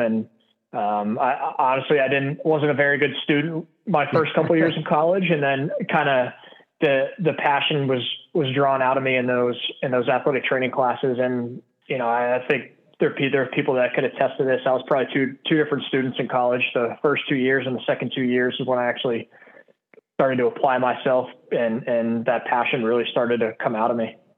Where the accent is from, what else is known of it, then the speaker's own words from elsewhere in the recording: Pittsburgh, Pennsylvania, United States; I'm originally from Pittsburgh, Pennsylvania, born and raised